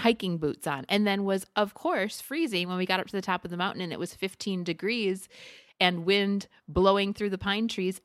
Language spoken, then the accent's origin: English; Midwest, United States; now in Arizona, United States; as a Midwesterner